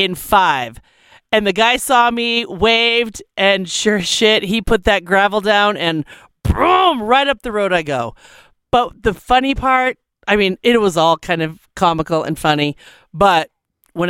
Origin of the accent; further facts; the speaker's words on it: Colorado, United States; I'm from Colorado.